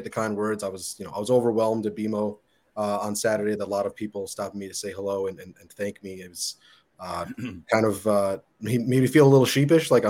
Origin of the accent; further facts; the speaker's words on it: New York, United States; moved away as an adult; now in Toronto, Canada; you lived in New York my whole life